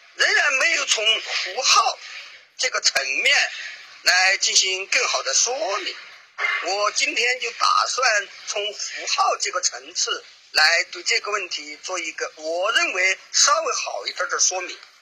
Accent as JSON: {"language": "Chinese", "country": "China", "said": "毕竟我们是中国人嘛"}